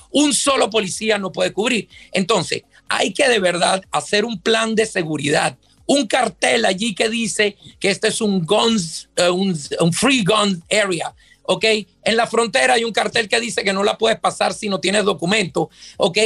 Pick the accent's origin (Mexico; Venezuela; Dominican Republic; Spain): Venezuela; now in Miami, United States; yo soy de origen venezolano, yo soy nacido en Venezuela.